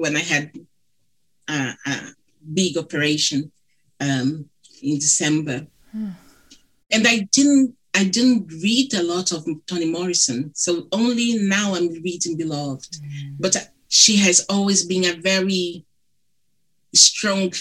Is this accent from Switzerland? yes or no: no; Brazil; accent: thick; English is a second language; moved away; Apologies for my thick accent. My husband, he's British. My daughter, she's British Brazilian